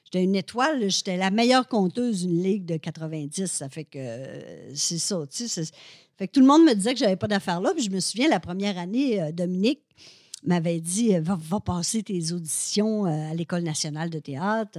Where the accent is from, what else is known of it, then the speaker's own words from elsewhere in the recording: Alma, Quebec, Canada; moved away as an adult; now in Montreal, Canada; je viens du Lac-Saint-Jean, moi, je viens d'Alma